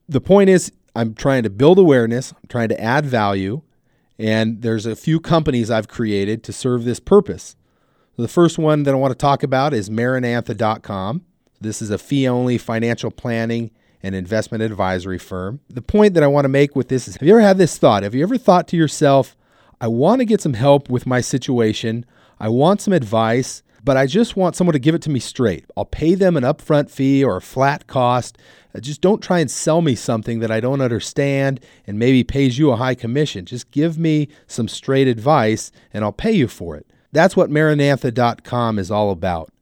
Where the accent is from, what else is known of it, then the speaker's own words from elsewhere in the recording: Southern California, United States; also born or lived in Ventura, California; I'm born and raised in Southern California. I live in Ventura, California